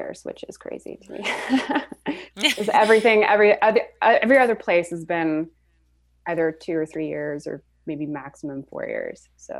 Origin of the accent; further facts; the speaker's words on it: Switzerland; also born or lived in Florida / Montreal; now in Toronto, Canada; I'm originally from Switzerland and then moved to Florida.